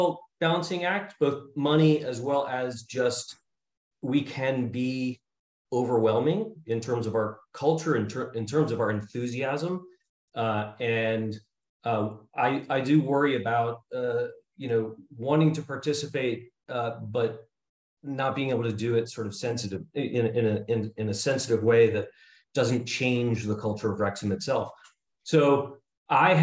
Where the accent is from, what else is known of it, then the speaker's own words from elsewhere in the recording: New York City, New York, United States; now in Baltimore, United States; I grew up in Brooklyn, New York